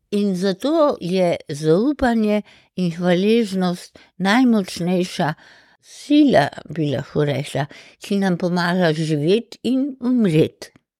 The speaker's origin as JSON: {"language": "Slovenian", "town": "Ljubljana", "country": "Slovenia", "tie": "born or raised there", "said": "sem hodila peš iz Pržana v šolo v Šentvitu"}